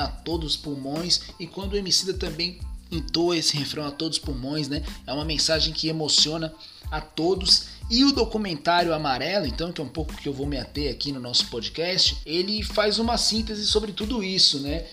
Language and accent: Portuguese; Brazil; Nós estamos no Brasil, nós somos brasileiros